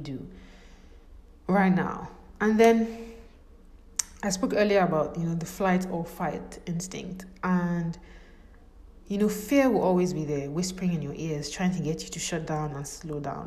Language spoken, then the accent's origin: English; Nigeria; I'm from Nigeria